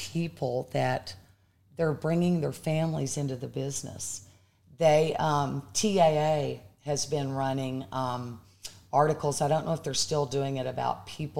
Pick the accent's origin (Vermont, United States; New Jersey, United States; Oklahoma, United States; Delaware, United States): Oklahoma, United States; Pawnee; born or raised there; moved away